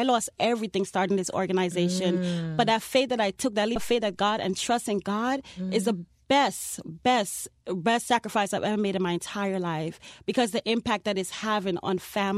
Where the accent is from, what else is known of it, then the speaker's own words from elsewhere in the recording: New York City, New York, United States; moved away as an adult; also born or lived in Guyana / Hollywood, Florida; now in Miami, United States; I'm from Guyana, but I was raised in Brooklyn. I grew up in Brooklyn, New York.